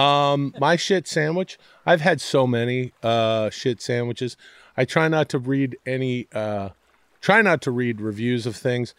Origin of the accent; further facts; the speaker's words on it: Ladner, British Columbia, Canada; moved away as an adult; now in Los Angeles, United States; growing up in Canada, in the area that I did, it was just outside of Vancouver in the suburbs, uh, I like to call it a, you know, a farming, fishing village of Ladner, British Columbia.